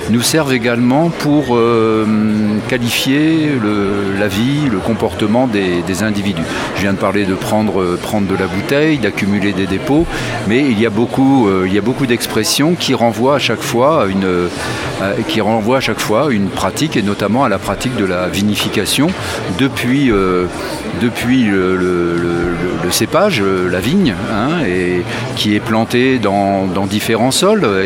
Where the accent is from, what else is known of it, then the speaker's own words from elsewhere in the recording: Grand Est, France; Je viens de Champagne, oui